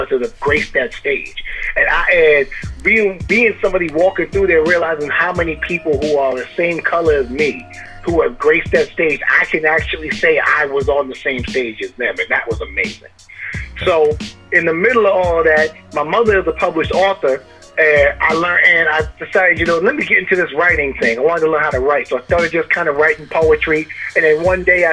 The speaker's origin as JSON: {"language": "English", "town": "Amityville", "region": "New York", "country": "United States", "said": "I am from Amityville, Long Island, New York"}